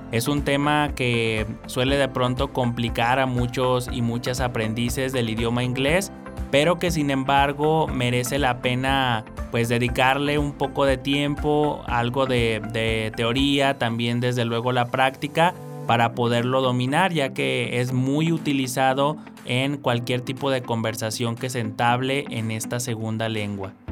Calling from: State of Mexico, Mexico; Hola, ¿qué tal? … Soy del Estado de México

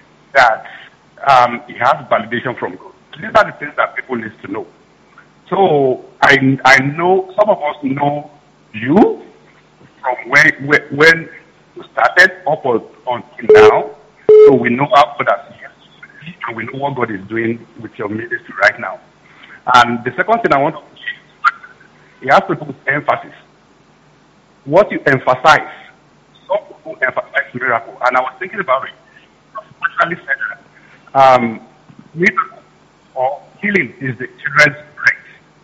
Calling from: Canada; I'm calling from Canada.

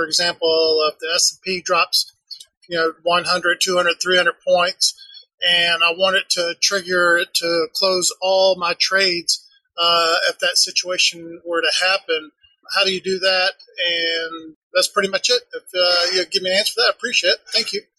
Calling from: Woodstock, Georgia, United States; I'm from Woodstock, Georgia.

